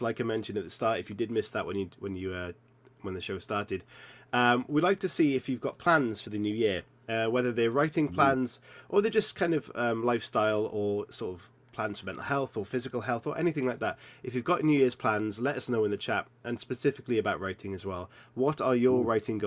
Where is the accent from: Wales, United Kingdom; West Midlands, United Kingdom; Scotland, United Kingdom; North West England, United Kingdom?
Wales, United Kingdom; Welsh; I'm Welsh